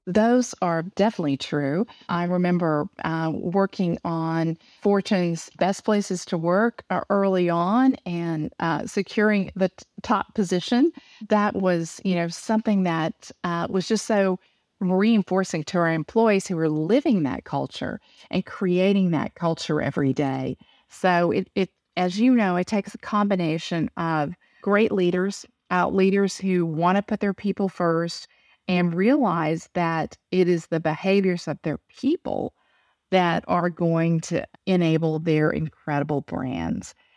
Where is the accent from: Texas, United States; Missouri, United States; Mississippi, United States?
Texas, United States; accent: southern; I was born in Texas. My parents, uh, were into farming and ranching, but we also had a grocery store. So, I, um, literally grew up out, uh, in a rural part of Texas